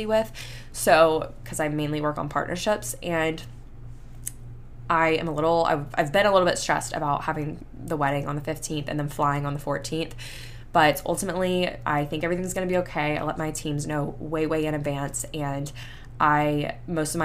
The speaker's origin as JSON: {"language": "English", "town": "Panama City Beach", "region": "Florida", "country": "United States", "tie": "born or raised there", "moved": "yes", "said": "I grew up in Panama City Beach"}